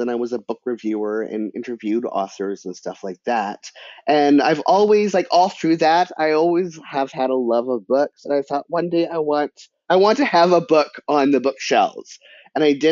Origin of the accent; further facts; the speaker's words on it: British Columbia, Canada; I'm Canadian. And in the education system in British Columbia, creative writing is mandatory from like grade 4 to grade 12